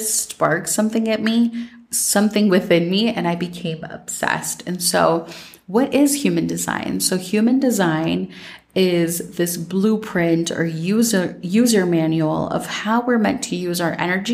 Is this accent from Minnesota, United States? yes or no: yes; Minnesota, United States; growing up in Minnesota